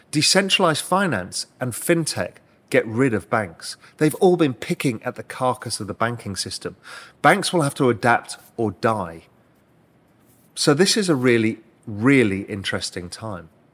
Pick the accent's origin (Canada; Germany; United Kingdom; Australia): United Kingdom; moved away as an adult; now in Cayman Islands; as a Brit, I'm able to do that and become a resident here